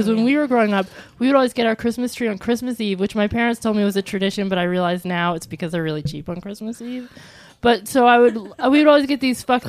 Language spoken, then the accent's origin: English; Ireland; And besides, we're Irish.